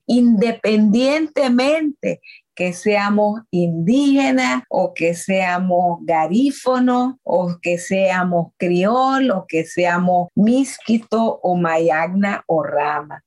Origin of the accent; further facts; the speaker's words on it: Miskitu community on the Coco River, Mosquitia of Nicaragua, North Caribbean Coast Autonomous Region, Nicaragua; me crié en una comunidad del pueblo Miskitu llamado Viluascarma en el río Coco que aún lo llamamos la mosquitia de Nicaragua